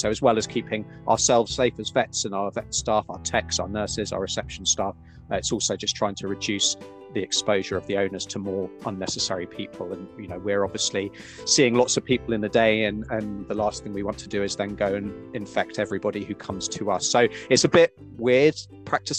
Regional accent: United Kingdom; moved away as an adult; now in New Zealand; you'll probably tell from my accent, I'm originally from the UK

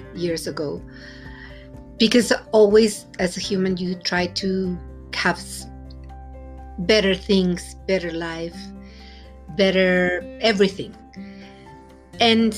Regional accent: Mexico City, Mexico; English is a second language; moved away; I'm from Mexico City, and I'm a Mexican

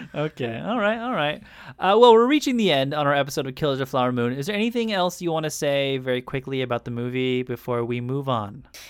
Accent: United States; an American who is now, you know, a little bit older and educated

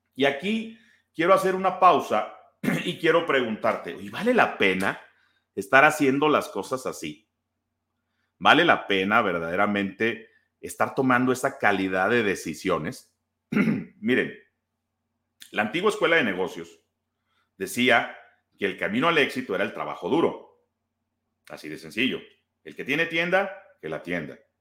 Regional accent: Guaymas, Sonora, Mexico; now in Guadalajara, Mexico; yo soy de, vivo en Guadalajara, pero yo soy de Sonora, soy de Guaymas

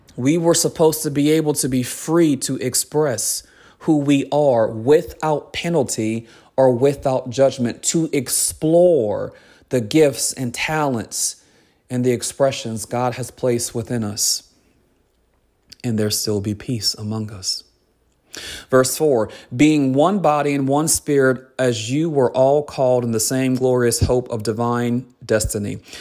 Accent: United States

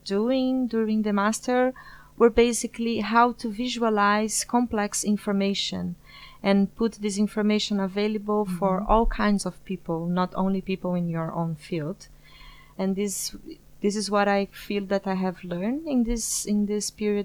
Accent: São Paulo, Brazil; moved away as an adult; now in The Hague, Netherlands; I'm from Brazil, São Paulo specifically

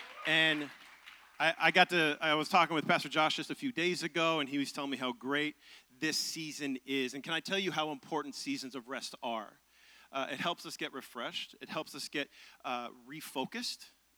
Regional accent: Seattle, Washington, United States; moved away as an adult; now in Nashville, United States; I'm originally from Seattle, Tacoma area, and we've been in Nashville for about 6 years, and we love this city.

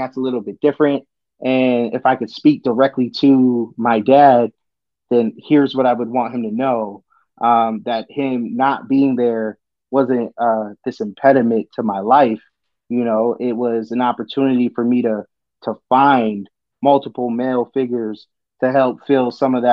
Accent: Boston, Massachusetts, United States; But I grew up in Jamaica Plain, so Jackson Square was my train station

